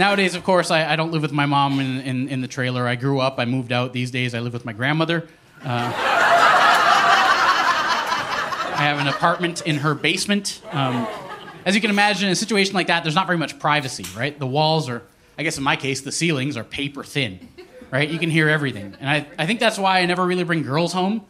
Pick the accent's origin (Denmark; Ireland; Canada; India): Canada; Eskasoni, Nova Scotia; Growing up in Escazone, me and my mom, we lived in a trailer.